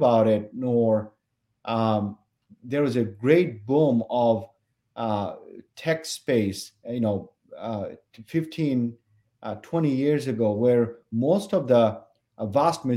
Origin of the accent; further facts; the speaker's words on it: Bangladesh; moved away as an adult; now in Minnesota, United States; when I was growing up in Bangladesh, it's a tropical place.